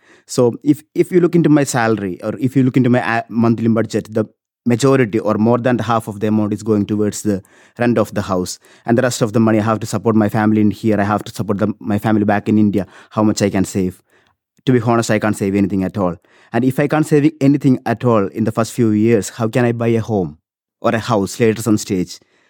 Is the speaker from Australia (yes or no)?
no; Cork, Munster, Ireland; because I'm from Cork, and the new nurses in Cork, they can't find any shared accommodation anywhere near to the hospital.